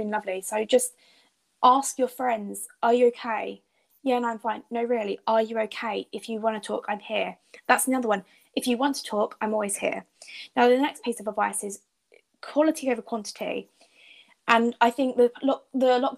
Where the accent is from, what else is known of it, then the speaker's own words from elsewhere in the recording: United Kingdom; as British people